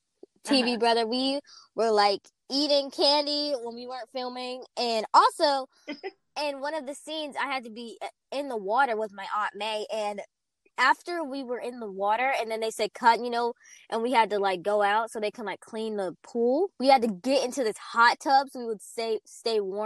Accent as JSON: {"language": "English", "town": "Fort Worth", "region": "Texas", "country": "United States", "tie": "born or raised there", "said": "my hometown, Fort Worth, Texas"}